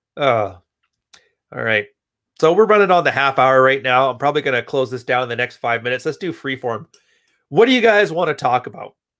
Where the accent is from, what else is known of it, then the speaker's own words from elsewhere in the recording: Edmonton, Alberta, Canada; also born or lived in West Coast; now in Montreal, Canada; I was born in Edmonton, Alberta